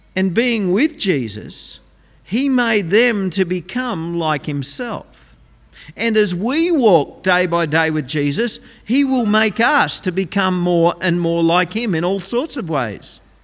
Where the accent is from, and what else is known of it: Australia